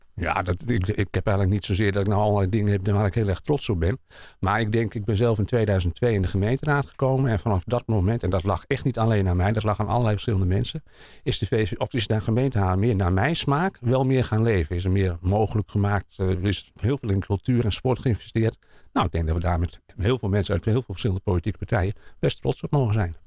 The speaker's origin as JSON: {"language": "Dutch", "town": "Amsterdam", "region": "North Holland", "country": "Netherlands", "tie": "born or raised there", "also_born_or_lived": "Almere / Flevoland", "moved": "yes", "lives_now": "Hoofddorp, Netherlands", "said": "ik ben geboren in Amsterdam"}